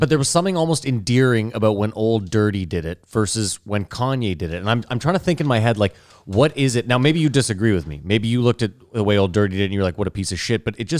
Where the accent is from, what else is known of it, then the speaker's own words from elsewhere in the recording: Canada; Thank God I'm Canadian.